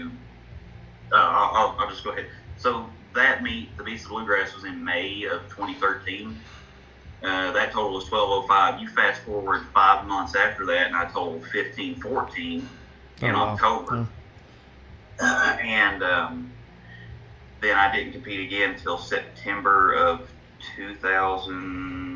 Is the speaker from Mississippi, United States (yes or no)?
no; Georgetown, Kentucky, United States; I'm from Georgetown, Kentucky.